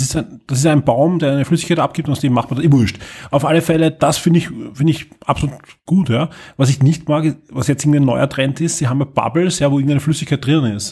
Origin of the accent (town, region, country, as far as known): Austria